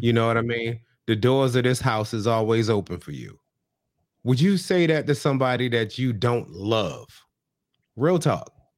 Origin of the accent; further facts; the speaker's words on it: the South, United States; I grew up in the South with a F.